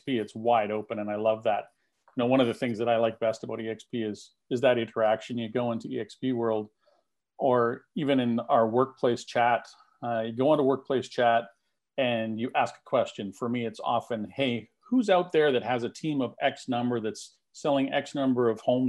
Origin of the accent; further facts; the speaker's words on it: Canada; I'm a Canadian